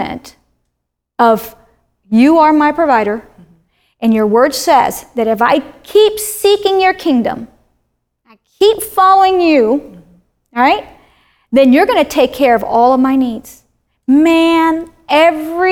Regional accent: Miami, Florida, United States; moved away as an adult; also born or lived in Wyoming; I'm from Miami

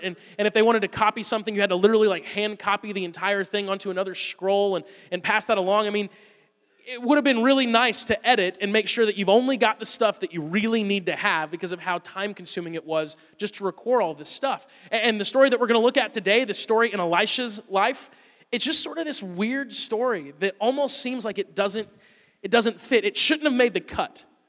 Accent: Woodstock, Georgia, United States; I'm from Woodstock, Georgia.

